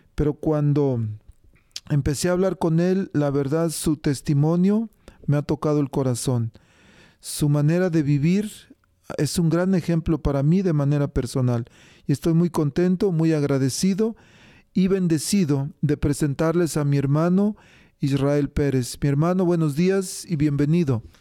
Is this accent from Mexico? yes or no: yes; Mexico; yo soy de México